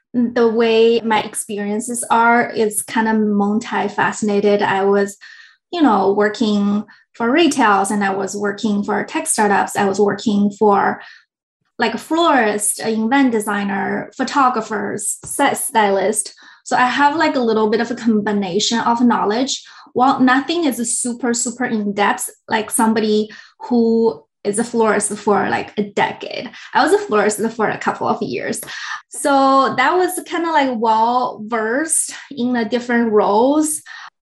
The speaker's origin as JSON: {"language": "English", "country": "China", "moved": "yes", "lives_now": "San Francisco Bay Area, United States", "said": "I'm originally from China, moved here in Bay Area about 10 years ago"}